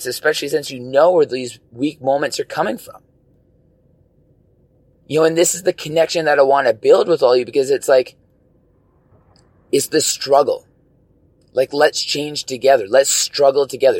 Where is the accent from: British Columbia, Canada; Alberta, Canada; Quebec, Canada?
British Columbia, Canada; all of us as, you know, BC residents